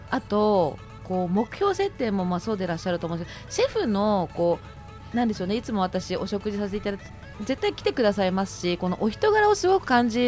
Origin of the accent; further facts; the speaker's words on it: Shizuoka, Japan; 私、最初にお伝えしたんですけど静岡県の出身なのでやっぱりこう東京に比べると飲食ってやっぱり全然ないので